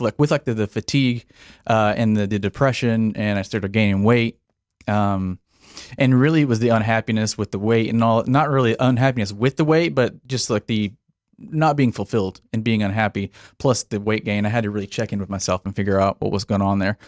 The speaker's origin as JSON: {"language": "English", "town": "Paradise", "region": "Texas", "country": "United States", "tie": "born or raised there", "also_born_or_lived": "Denton, Texas", "said": "I was born here in Texas, small town, uh, grew up in Paradise, Texas"}